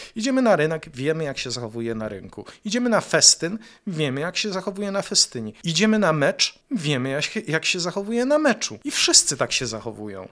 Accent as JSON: {"language": "Polish", "town": "Jaworzno", "region": "Silesian Voivodeship", "country": "Poland", "said": "ja pochodzę z Jaworzna"}